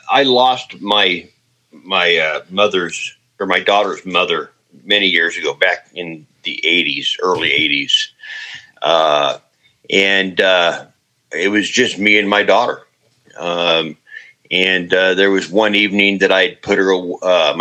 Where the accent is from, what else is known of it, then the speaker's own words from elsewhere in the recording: Ankeny, Iowa, United States; I returned back to my hometown of Ankeny